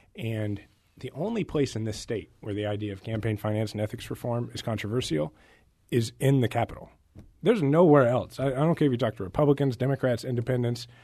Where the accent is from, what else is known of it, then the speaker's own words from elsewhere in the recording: Kansas City, Missouri, United States; also born or lived in Washington, D.C.; I'm originally from Kansas City